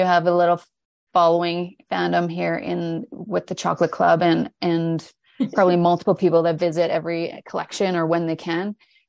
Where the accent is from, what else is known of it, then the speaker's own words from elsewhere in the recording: Slave Lake, Alberta, Canada; now in Edmonton, Canada; Well, we live both here, obviously, but we're from Slave Lake, Northern.